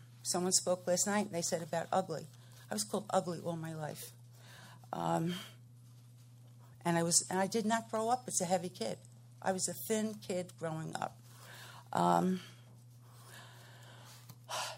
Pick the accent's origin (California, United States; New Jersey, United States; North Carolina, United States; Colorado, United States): North Carolina, United States; I'm from Piscataway Forest, North Carolina